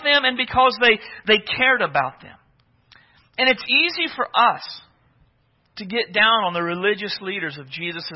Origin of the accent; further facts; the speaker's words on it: Oklahoma, United States; moved away; I was from Oklahoma